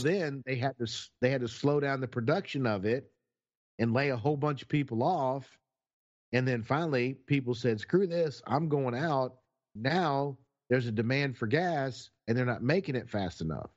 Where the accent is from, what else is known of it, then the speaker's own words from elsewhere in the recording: Texas, United States; I'm from Texas